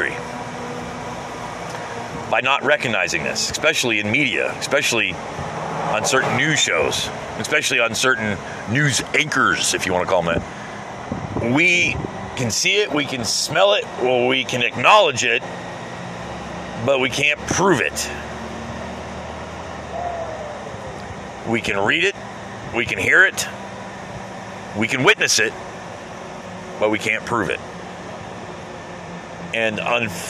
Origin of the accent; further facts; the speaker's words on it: United States; As an American